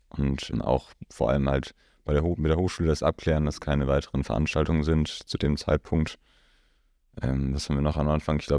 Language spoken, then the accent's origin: German; East Frisia, Lower Saxony, Germany; now in Rosenheim, Germany; gebürtig komme ich aus Ostfriesland und bin jetzt hier gelandet